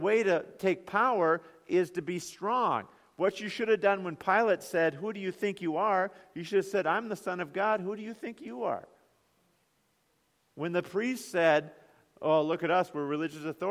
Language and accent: English; United States; we as American Christians